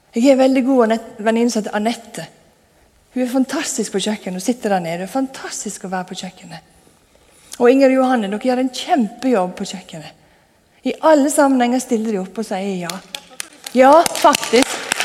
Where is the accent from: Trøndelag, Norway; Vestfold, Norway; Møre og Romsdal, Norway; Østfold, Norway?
Møre og Romsdal, Norway; Sunnmøre; moved away; Jeg vokste opp på Sunnmøre, og da på ei bygd der skal du helst ikke skryte av noen ting